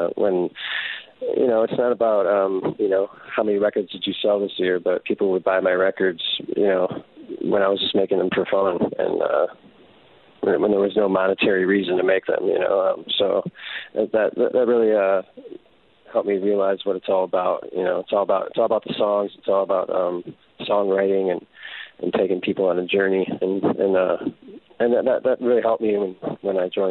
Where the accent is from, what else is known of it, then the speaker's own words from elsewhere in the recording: Detroit, Michigan, United States; moved away; I get to play my hometown, and the venue we're playing in Detroit is literally like maybe 2 miles from my mom's house